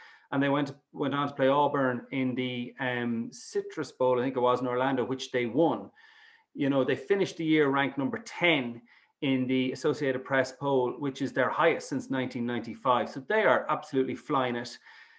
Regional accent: Galway, Connacht, Ireland; moved away as an adult; now in Dublin, Ireland; I'm originally from Galway, so I'm Ireland and Galway through and through, and I've been up in Dublin for 20-odd years

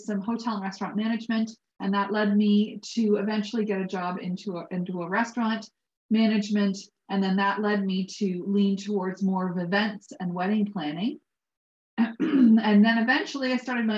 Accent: Balderson, Ontario, Canada; I grew up in Balderson, and that's right with the cheese

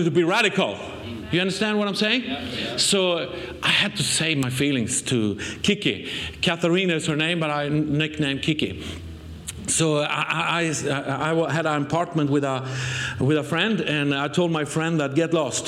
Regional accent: Sweden; accent: Swenglish; English is a second language; we come from Sweden

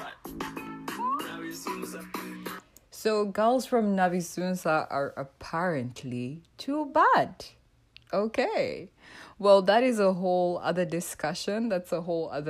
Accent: Uganda; I was born and raised in East Africa. I mean, the motherland is actually Uganda.

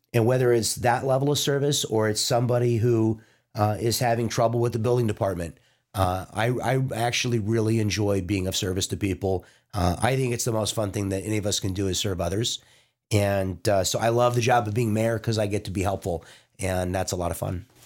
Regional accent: Leawood, Kansas, United States; moved away as an adult; also born or lived in Washington, D.C.; now in Vista, United States; I grew up in Leawood, Kansas, which is part of the Kansas City metro area

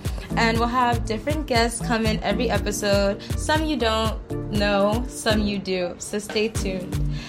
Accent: Ghana; And I'm from Ghana, and I'm a freshman rep at Tufts.

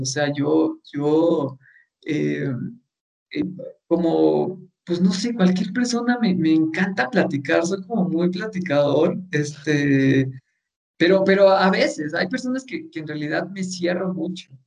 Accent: Mexico; nosotros como mexicanos

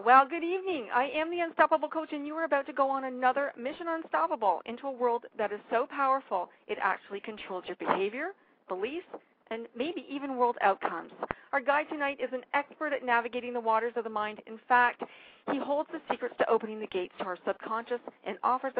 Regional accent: Canada; as a Canadian

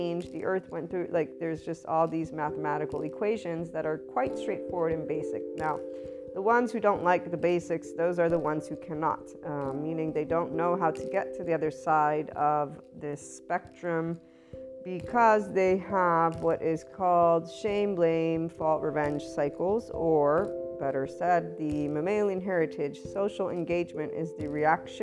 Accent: United States; also born or lived in Italy; me as an American, because I'm a bicultural person

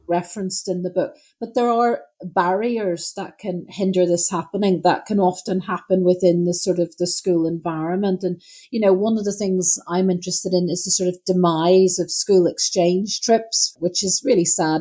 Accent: Northern Ireland, United Kingdom; moved away; growing up in Northern Ireland

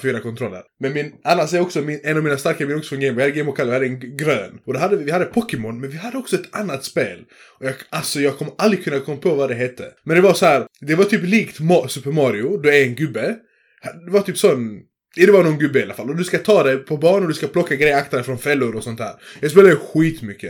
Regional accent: Sweden; jag är född i Sverige

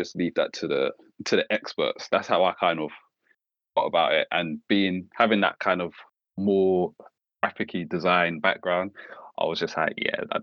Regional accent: London, United Kingdom; I'm from Walthamstow, lived there all my life

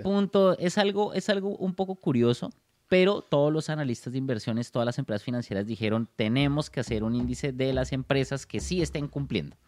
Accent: Bogotá, Colombia; Soy de Bogotá, Colombia

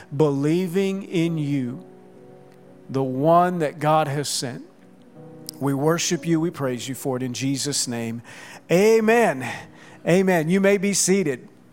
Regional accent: Oklahoma, United States; now in Southwest Florida, United States; I grew up in Oklahoma

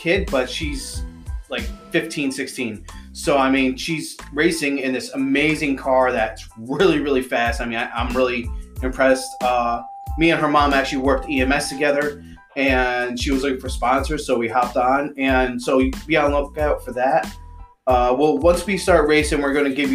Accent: upstate New York, United States; accent: New York; we're from upstate New York

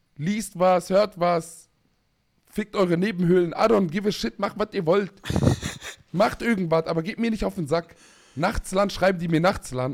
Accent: Palestine; ich als Palästinenser

